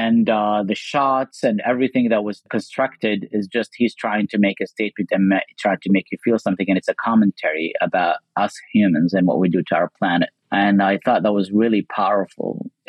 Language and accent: English; Kuwait; Well, as a Muslim growing up in Kuwait post 9/11, I just thought